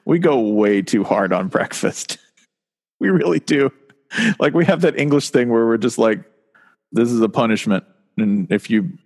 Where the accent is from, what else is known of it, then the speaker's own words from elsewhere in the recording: the South, United States; moved away; I'm from the South